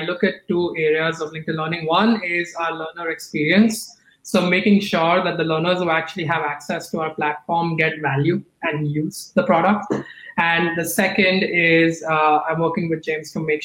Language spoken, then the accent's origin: English; Mumbai, Maharashtra, India; now in California, United States; I grew up in Bombay